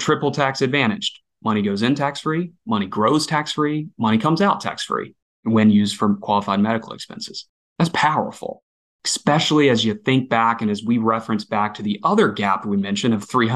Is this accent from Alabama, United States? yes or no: yes; Alabama, United States; I'm born and raised in Alabama